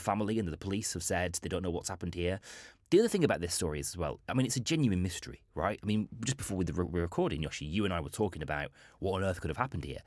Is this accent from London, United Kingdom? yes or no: no; Bolton, North West England, United Kingdom; it's my hometown